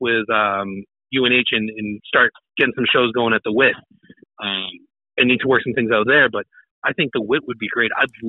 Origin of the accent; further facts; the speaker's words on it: North Shore, Massachusetts, United States; moved away as an adult; now in New Hampshire, United States; Born and raised. I was born and raised in North Shore, Massachusetts.